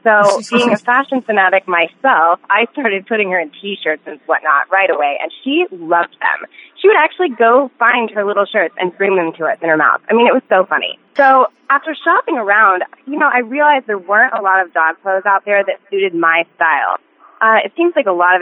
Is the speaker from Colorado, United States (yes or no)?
yes; Colorado, United States; moved away; we're originally from Colorado